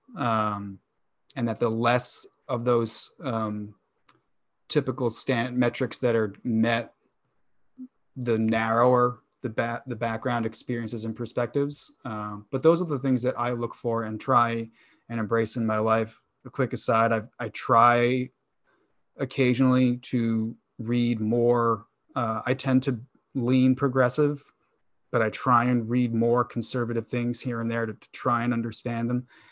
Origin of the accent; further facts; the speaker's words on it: New York, United States; I grew up in New York